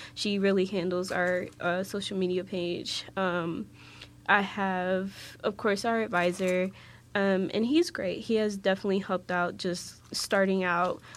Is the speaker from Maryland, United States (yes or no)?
yes; Waldorf, Maryland, United States; moved away as an adult; now in West Virginia, United States; I'm originally from Waldorf, Maryland, so like the southern region of Maryland